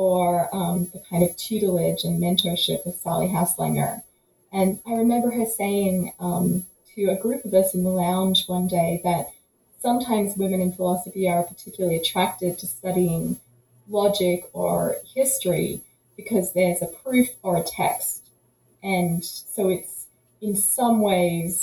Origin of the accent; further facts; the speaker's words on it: about an hour northeast of Melbourne, Victoria, Australia; moved away; So I grew up about an hour northeast of Melbourne in Victoria, Australia. So yes, I'm Australian by birth, as might be revealed by my accent.